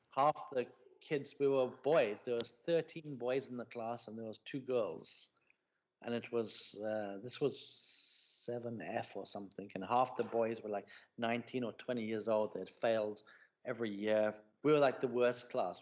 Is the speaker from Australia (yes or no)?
no; South Africa; moved away; my reaction to being South African